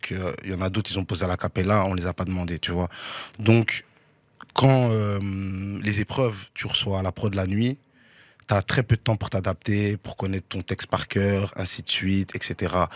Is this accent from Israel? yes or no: no; Brussels, Brussels-Capital Region, Belgium; je suis né là. Mhm. C'est la commune là où j'ai grandi